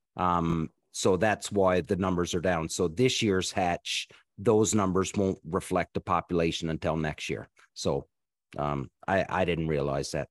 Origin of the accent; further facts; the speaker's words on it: East Coast of Canada, Canada; I grew up on the East Coast of Canada